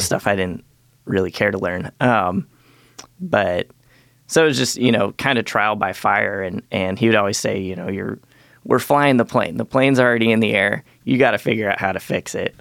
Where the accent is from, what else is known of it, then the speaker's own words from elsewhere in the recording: Galata, Montana, United States; I was born up in Galata, Montana.